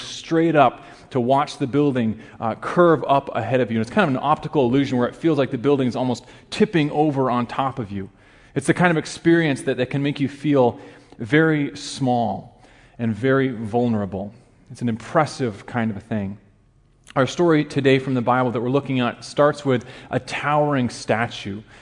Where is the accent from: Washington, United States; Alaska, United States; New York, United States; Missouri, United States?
Alaska, United States; moved away as an adult; also born or lived in Chicago area; I grew up in a very small town in Alaska, less than a thousand people in my hometown